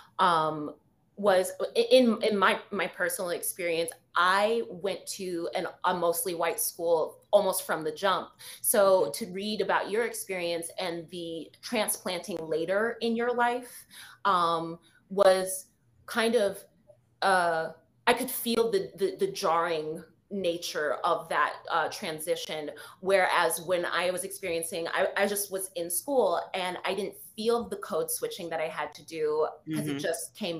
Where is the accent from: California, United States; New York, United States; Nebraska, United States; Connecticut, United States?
New York, United States; New York City; I'm a city girl, but I'm from New York City